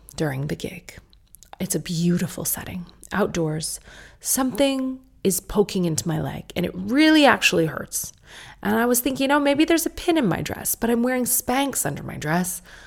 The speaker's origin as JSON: {"language": "English", "country": "United States", "accent": "American", "said": "my American accent"}